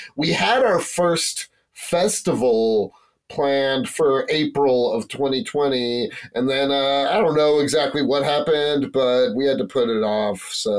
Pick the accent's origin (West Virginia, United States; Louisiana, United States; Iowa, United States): West Virginia, United States; moved away as an adult; also born or lived in New York; I'm a comedian from West Virginia. I was like 10 years ago, I started pursuing stand-up comedy. That's where I met these goons. I moved to New York.